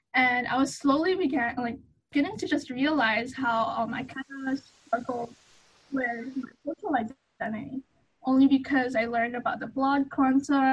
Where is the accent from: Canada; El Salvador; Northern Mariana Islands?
Northern Mariana Islands; Saipan; moved away as an adult; also born or lived in Hawaii; I was actually raised in Saipan, which is like close to Guam